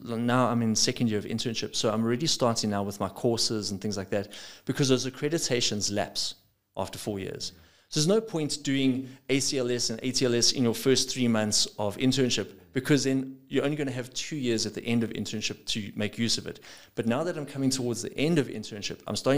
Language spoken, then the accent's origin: English; South Africa; I'm a South African, not a South Afrikaans